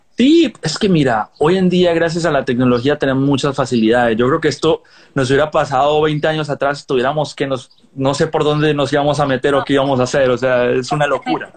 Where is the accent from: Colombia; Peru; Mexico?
Colombia; moved away as an adult; now in Los Angeles, United States; yo nací en Colombia, yo me crié en Colombia, ya mucho tiempo después vine a vivir a Los Ángeles